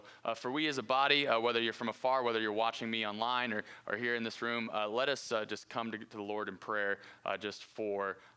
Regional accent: Cedar Park, Texas, United States; I actually grew up in the Austin area. I am from Cedar Park, Texas

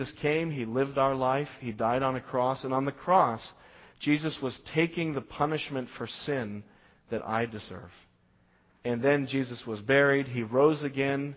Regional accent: Las Vegas, Nevada, United States; I grew up in Las Vegas

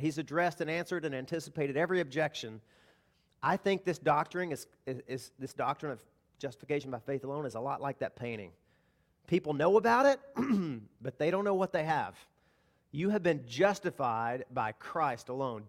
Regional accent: the South, United States; Now, I grew up in the South. I grew up hunting

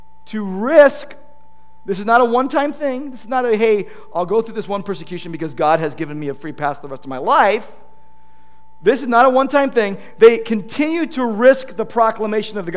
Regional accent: United States; we as American Christians

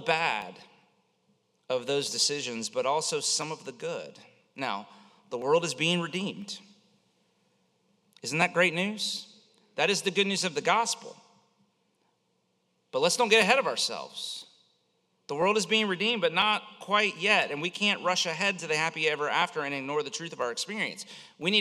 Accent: Central Florida, United States; I grew up here in Central Florida

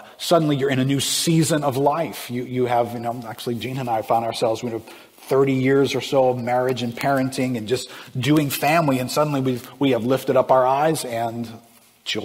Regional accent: South Louisiana, United States; I grew up fishing and hunting in the swamps of South Louisiana.

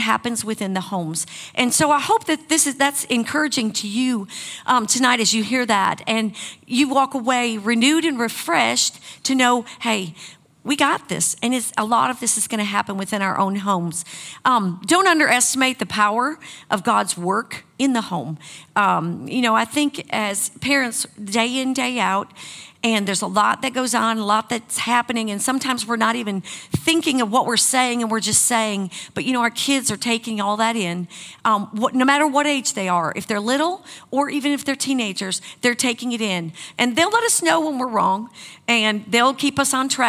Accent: Wisconsin, United States; moved away; I grew up in Wisconsin

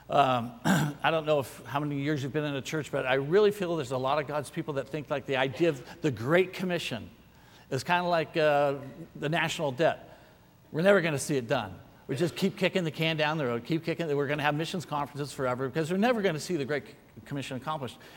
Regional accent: San Francisco, California, United States; born there; my dad was in the Navy. I was born in San Francisco.

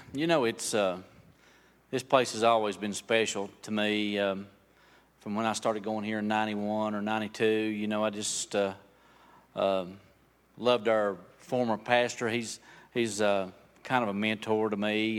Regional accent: Bryson City, North Carolina, United States; also born or lived in Franklin; I've lived here in Bryson City all my life. Uh, I, since I was about three years old

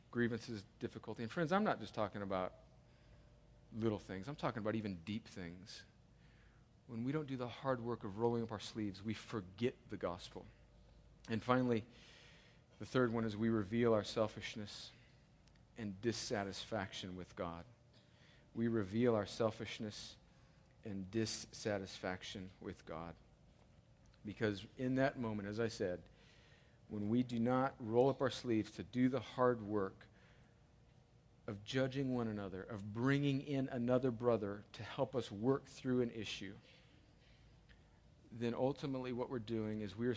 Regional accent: United States; I'm an American

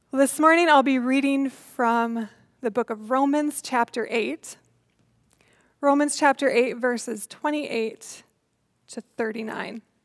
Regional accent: Iowa, United States; growing up in Iowa

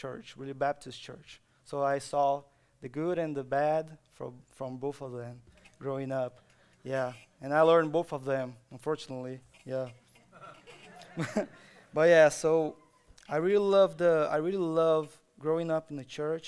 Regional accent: Brazil; moved away; So, I'm from Brazil. I grew up in Brazil

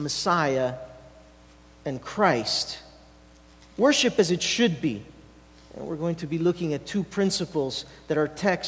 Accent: Canada; now in Italy; me being Canadian, and so I am. But I have an Italian heart

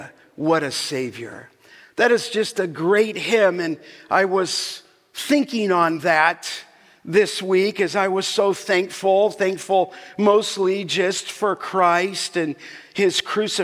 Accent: Los Angeles, California, United States; as a young boy growing up in Canoga Park

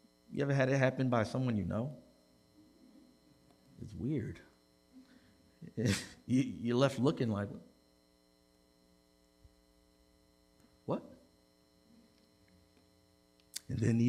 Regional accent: Baltimore, Maryland, United States; in West Baltimore City, I grew up at a Presbyterian church

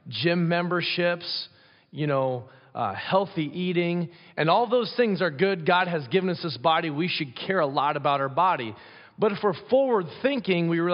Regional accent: Pella, Iowa, United States; moved away; growing up in Pella, Iowa

